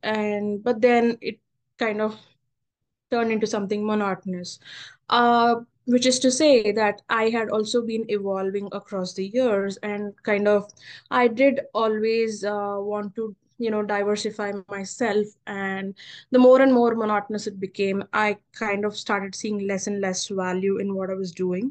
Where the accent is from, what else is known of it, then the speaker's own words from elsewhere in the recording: Hyderabad, Telangana, India; moved away as an adult; now in United States; I'm your typical Telugu pilla from Hyderabad